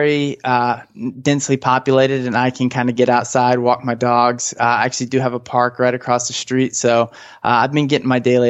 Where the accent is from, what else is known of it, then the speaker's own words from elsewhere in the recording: St. Louis, Missouri, United States; now in Southern California, United States; I grew up in the Midwest, so lots of snow there